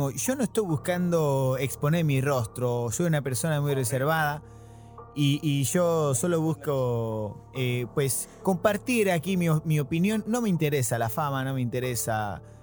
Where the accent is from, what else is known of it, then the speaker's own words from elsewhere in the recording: Tijuana, Baja California, Mexico; born there; Eh, yo nací aquí en la ciudad de Tijuana. Eh, mis papás son, son argentinos, mi mamá es de Rosario Central y mi papá es de Buenos Aires.